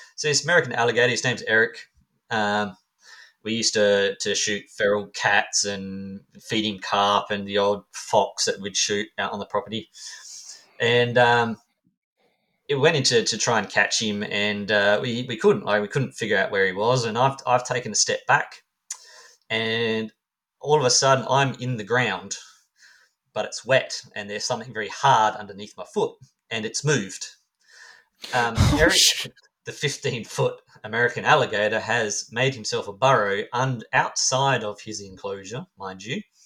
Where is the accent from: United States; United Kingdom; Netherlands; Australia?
Australia; I'm Australian